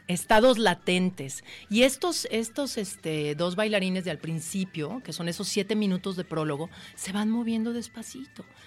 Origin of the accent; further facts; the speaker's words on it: Jalisco, Mexico; es mi tierra y es un homenaje a mi tierra y a mis memorias